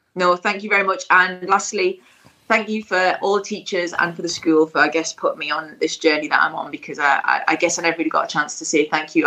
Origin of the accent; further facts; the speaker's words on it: Stanley, North East England, United Kingdom; moved away; also born or lived in London; It'll always be my hometown